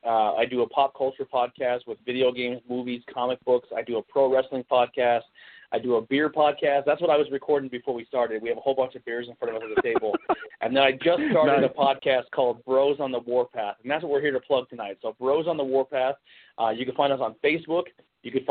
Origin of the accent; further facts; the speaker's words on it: Pennsylvania, United States; we're not from the D.C., Virginia area, and we are from Pennsylvania